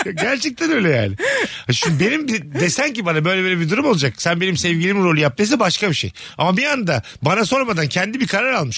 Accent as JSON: {"language": "Turkish", "region": "Bursa", "country": "Turkey", "tie": "born or raised there", "moved": "yes", "said": "memleketim Bursa'ya geliyorum"}